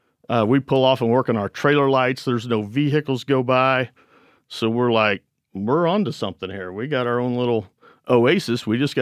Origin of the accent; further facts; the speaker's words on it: Missouri Ozarks, United States; We're from Missouri.